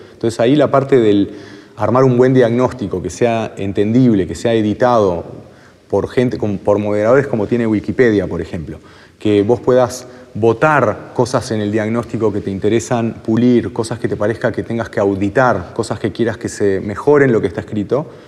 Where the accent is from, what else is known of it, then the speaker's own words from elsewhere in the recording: Uruguay; como uruguayos